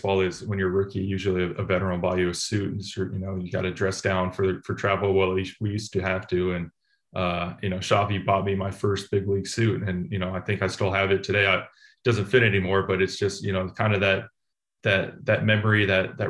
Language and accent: English; Oakland, California, United States; I grew up in Oakland. I was an A's fan growing up, so I was playing at home for the hometown team